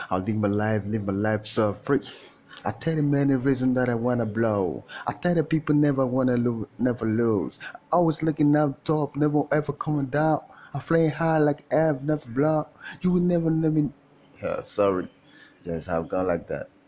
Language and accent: English; Nigeria; I'm Nigerian. I came from. I'm, I'm from Nigeria.